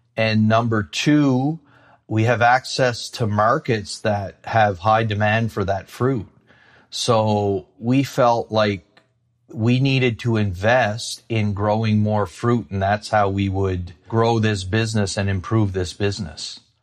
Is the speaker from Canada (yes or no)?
yes; Shediac, New Brunswick, Canada; I grew up in a small town called Shittiac, New Brunswick.